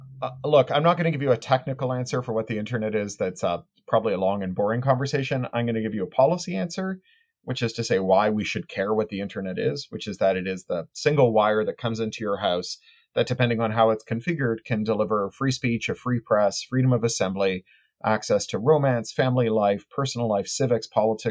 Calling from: Burbank, California, United States; I'm in my garage and at home, my home office in Burbank, California, a little town on the outskirts of Los Angeles.

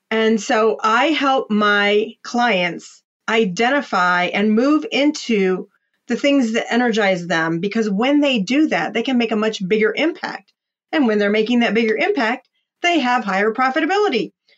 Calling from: Columbus, Ohio, United States; I am dialing in from Columbus, Ohio. That's the center of the state.

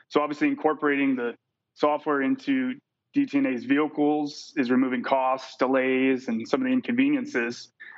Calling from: San Diego, California, United States; San Diego, California.

